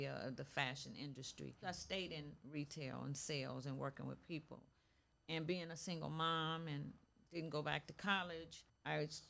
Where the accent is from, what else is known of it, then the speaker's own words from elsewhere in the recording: Cleveland, Ohio, United States; Cleveland, born and raised from Cleveland, Ohio, in the inner city of Huff Avenue